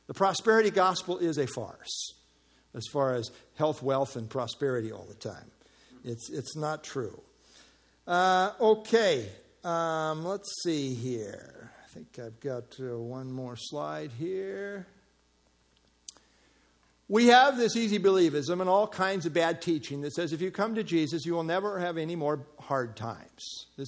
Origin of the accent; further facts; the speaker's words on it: United States; as American Christians